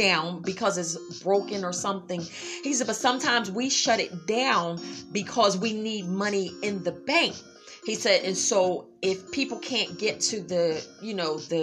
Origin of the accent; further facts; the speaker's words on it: Philadelphia, Pennsylvania, United States; I'm from Philadelphia. We freestyle, you know, freestyle rappers.